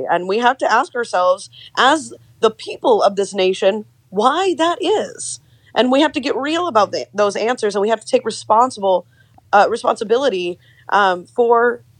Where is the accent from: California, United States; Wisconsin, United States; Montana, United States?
California, United States; It's very, very concerning as a Californian.